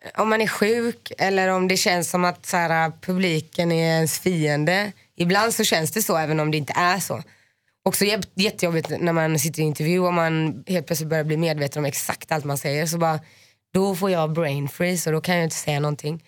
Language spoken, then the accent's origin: Swedish; Finland; jag är finne.